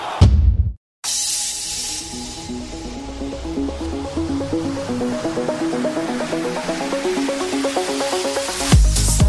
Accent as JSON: {"language": "English", "region": "Wisconsin", "country": "United States", "said": "I'm from the Midwest, Wisconsin"}